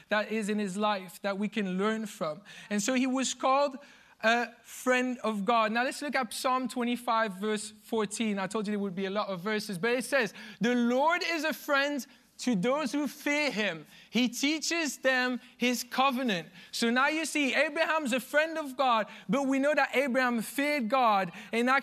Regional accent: Belgium; moved away; I'm from Belgium

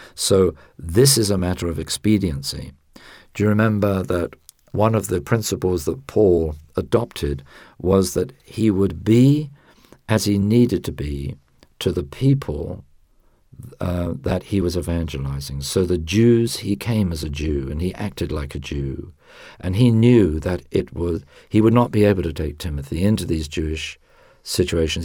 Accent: United Kingdom

